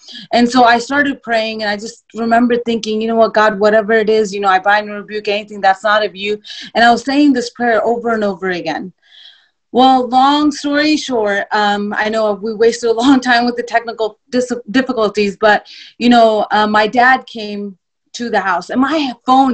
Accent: Oklahoma, United States; also born or lived in Houston, Texas; I was born in Houston, but I grew up in Oklahoma

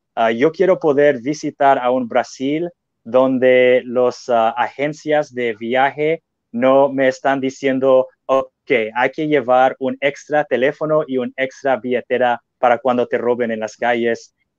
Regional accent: United States; yo amo siendo norteamericano

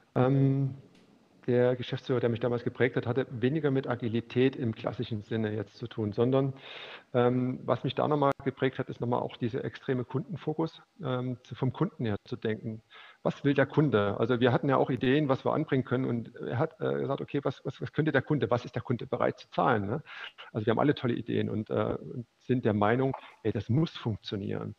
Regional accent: Leipzig, Saxony, Germany; dann bin ich wieder zurück nach Leipzig gekommen, weil ich bin Leipziger

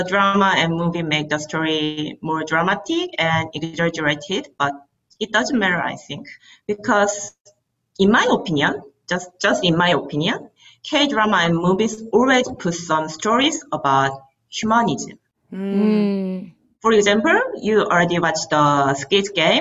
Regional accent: South Korea; moved away as an adult; now in Ottawa, Canada; I'm from Korea

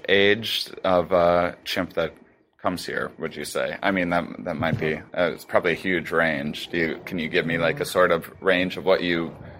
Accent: La Crosse, Wisconsin, United States; I'm from Wisconsin. Really? Yeah, La Crosse, Wisconsin.

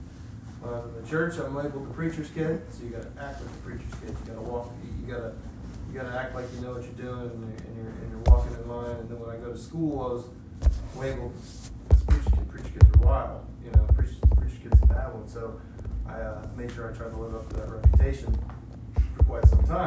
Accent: Ohio, United States; born there; also born or lived in Illinois / Indiana / Pennsylvania; So I was born in Ohio, and a year later we moved to Illinois. A year after that we moved to Indiana. A year after that we moved to back to Ohio, a different place. And then we moved to Pennsylvania

